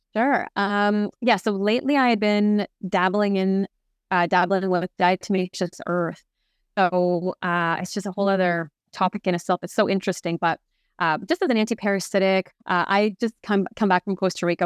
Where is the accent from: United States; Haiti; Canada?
Canada; I'm French Canadian